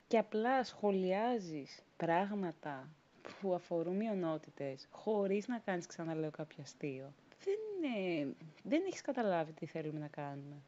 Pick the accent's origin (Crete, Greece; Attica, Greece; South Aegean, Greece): South Aegean, Greece; Rhodes; moved away as an adult; now in Athens, Greece; εγώ είμαι από Ρόδο, μεγάλωσα, γεννήθηκα εκεί